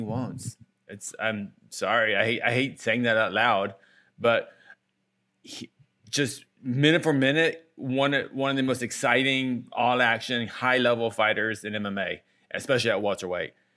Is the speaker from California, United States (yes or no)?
no; Houston, Texas, United States; I'm from Houston